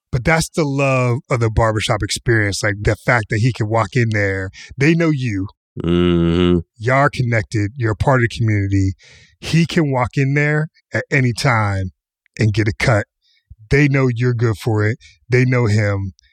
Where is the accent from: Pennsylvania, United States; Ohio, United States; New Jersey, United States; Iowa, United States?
Pennsylvania, United States; Pittsburgh; Kamau and I grew up in Pittsburgh